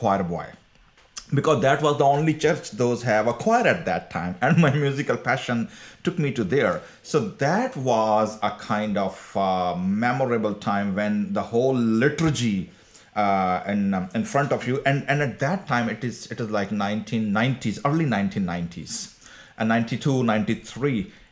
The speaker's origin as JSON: {"language": "English", "town": "Karachi", "region": "Sindh", "country": "Pakistan", "tie": "born or raised there", "said": "I raised in that generation, like 80s and 90s when I was growing. So Pakistan was under the highly kind of extremist culture"}